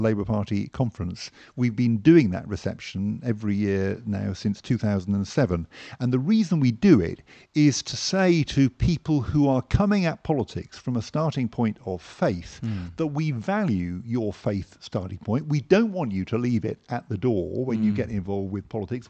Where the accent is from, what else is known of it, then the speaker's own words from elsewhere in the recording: Hampshire, South East England, United Kingdom; moved away as an adult; now in London, United Kingdom; I grew up in Hampshire